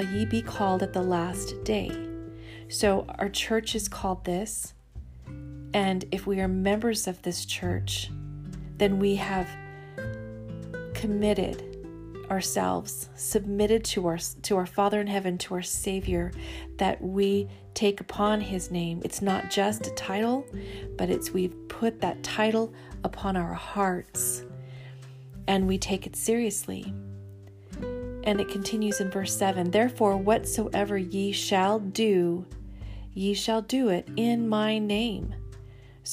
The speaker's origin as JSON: {"language": "English", "region": "Central California", "country": "United States", "tie": "born or raised there", "moved": "as an adult", "said": "as a teenager growing up in Central California"}